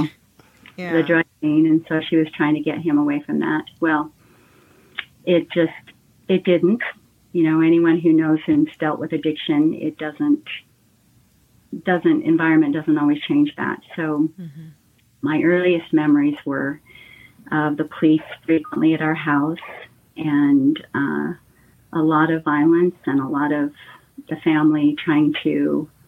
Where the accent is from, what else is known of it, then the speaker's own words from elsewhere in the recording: California, United States; I was born in California